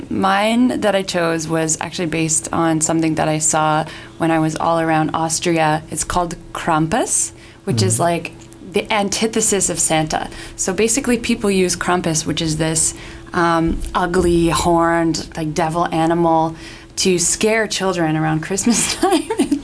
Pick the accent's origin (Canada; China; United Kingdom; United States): Canada; This is something that I found really interesting and didn't know about as a Canadian, and that's something really cool.